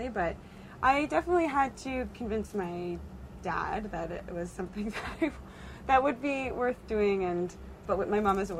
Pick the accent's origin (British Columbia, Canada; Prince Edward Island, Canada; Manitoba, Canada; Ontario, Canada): Ontario, Canada; Brampton; I grew up in Brampton, Ontario